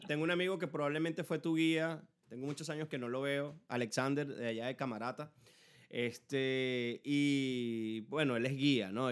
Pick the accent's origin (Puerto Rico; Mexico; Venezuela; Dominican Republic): Venezuela; Ciudad Bolívar, Bolívar; moved away; yo soy de Ciudad Bolívar y resulta que, que después que nos vinimos, que, que, tengo años viviendo aquí